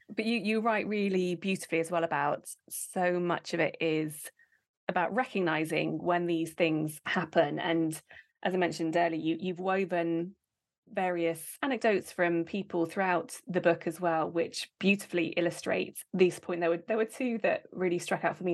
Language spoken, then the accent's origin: English; United Kingdom; we are British